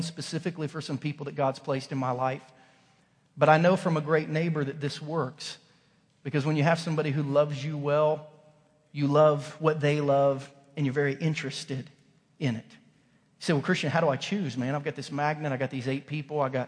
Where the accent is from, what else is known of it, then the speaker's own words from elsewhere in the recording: Southern Ohio, United States; also born or lived in Kansas; now in Missouri, United States; growing up in Southern Ohio